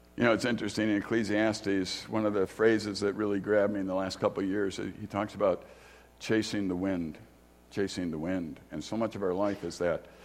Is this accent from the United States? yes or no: yes; Chicago, Illinois, United States; I grew up in Chicago